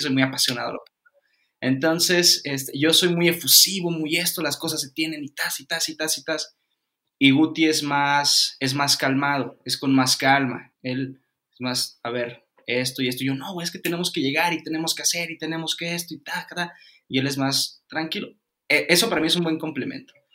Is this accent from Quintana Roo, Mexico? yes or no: yes; Cancún, Quintana Roo, Mexico; yo soy de Cancún, soy nacido en Cancún